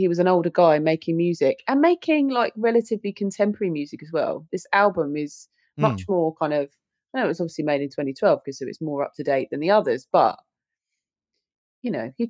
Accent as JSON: {"language": "English", "country": "United Kingdom", "said": "Being British is a ride."}